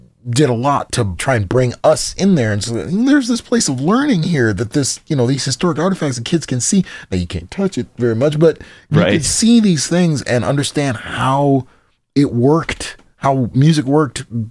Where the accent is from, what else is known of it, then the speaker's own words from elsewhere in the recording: Kankakee, Illinois, United States; moved away as an adult; now in Champaign-Urbana, United States; I'm from Kankakee, Illinois.